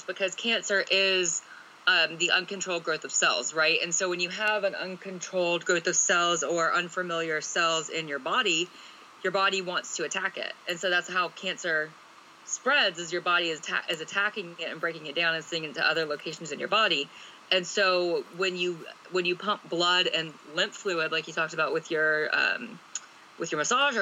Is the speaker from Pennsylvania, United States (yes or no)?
no; Alabama, United States; I grew up in Alabama